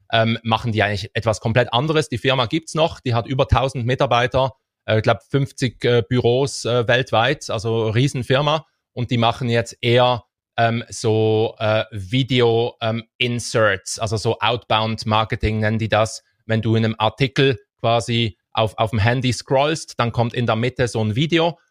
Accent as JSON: {"language": "German", "country": "Switzerland", "said": "wir haben das riesige Glück, als Schweizer"}